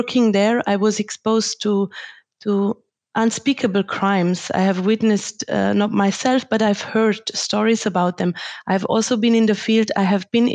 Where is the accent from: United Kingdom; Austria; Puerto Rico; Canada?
Austria; Tyrol; now in Germany; I grew up in Austria and Tyrol in a very privileged environment